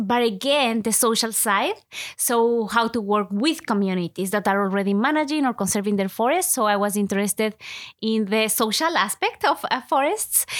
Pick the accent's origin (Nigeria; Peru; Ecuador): Ecuador; first language Spanish; English is a second language; moved away as an adult; now in Canada; I was born and I was raised in Ecuador. So most of my life, I have lived in Ecuador.